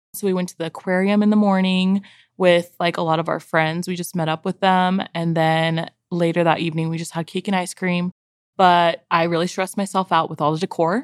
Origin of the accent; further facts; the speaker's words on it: San Diego, California, United States; moved away as an adult; now in Utah, United States; I am from San Diego. I moved here, like, ten years ago to go to school